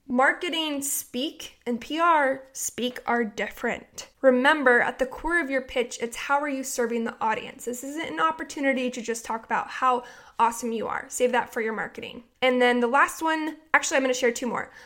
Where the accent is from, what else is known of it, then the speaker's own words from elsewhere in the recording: Oregon, United States; now in Ventura, United States; I'm from Oregon